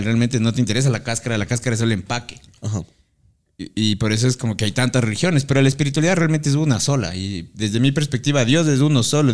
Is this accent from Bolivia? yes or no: no; Ecuador; nosotros como sociedad ecuatoriana